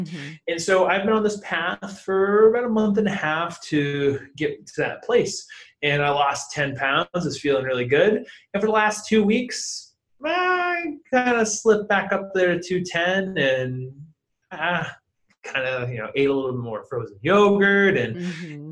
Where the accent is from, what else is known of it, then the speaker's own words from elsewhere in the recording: New Hampshire, United States; also born or lived in Los Angeles; now in Dallas, United States; originally I'm from New Hampshire